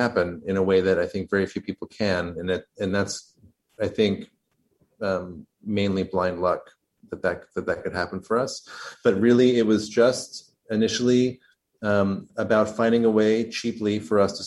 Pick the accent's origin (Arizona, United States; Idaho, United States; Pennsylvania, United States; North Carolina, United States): Idaho, United States; Idaho Falls; also born or lived in Los Angeles / Vermont; now in New York, United States; I was born in Los Angeles, but I grew up mainly in Idaho, Idaho Falls, Idaho